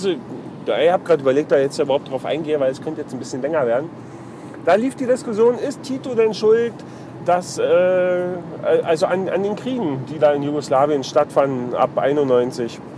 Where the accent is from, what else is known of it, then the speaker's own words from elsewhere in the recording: East Germany, Germany; Weil, also ich als Ossi ist ja im Prinzip genau das Gleiche.